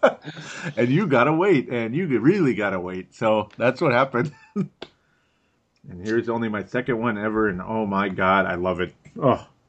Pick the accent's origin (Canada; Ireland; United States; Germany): United States; Golden Valley, Minnesota; accent: Minnesota; I've got a Minnesota accent. I'm from Golden Valley, Minnesota.